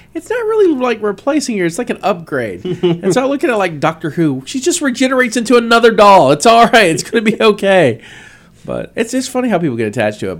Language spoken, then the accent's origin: English; the South, United States; I'm from the South